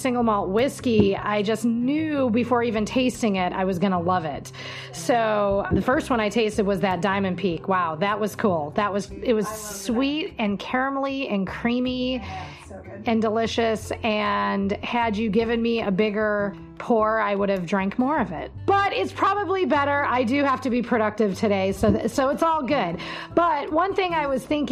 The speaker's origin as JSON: {"language": "English", "region": "Wisconsin", "country": "United States", "said": "I am from Wisconsin"}